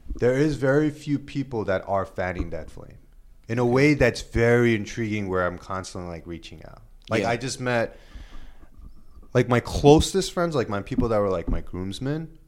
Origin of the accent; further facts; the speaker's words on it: New York City, New York, United States; I am a Korean American, born and raised in Queens